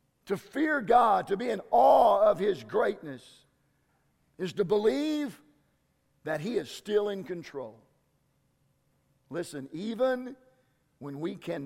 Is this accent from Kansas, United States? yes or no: yes; Southwest Kansas, United States; I'm from Southwest Kansas